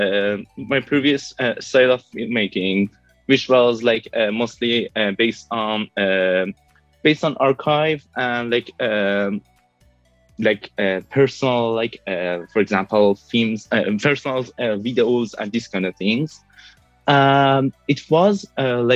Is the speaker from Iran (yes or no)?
yes; Tehran, Tehran Province, Iran; moved away as an adult; now in Brussels, Belgium; I was born in Tehran, but I'm living in Brussels